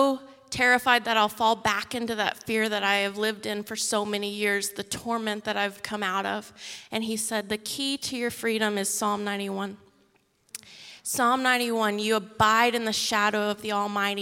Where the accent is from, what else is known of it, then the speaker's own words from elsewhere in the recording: Texas, United States; moved away as an adult; now in Mexico; we're originally from Texas. We live in Mexico